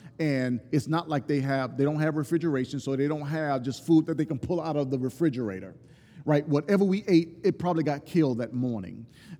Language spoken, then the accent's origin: English; Deep South, United States; I'm from the Deep South, and I know people in the South